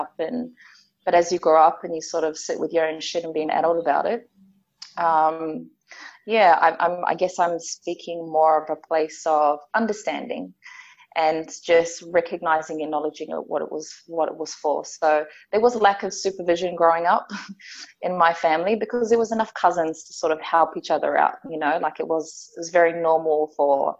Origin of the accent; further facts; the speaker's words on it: Auckland, New Zealand; also born or lived in Pawarenga, Northland, New Zealand; I'm from a little place called Pawerenga, which is all the way up north. And I grew up in a place called Otara in South Auckland in New Zealand.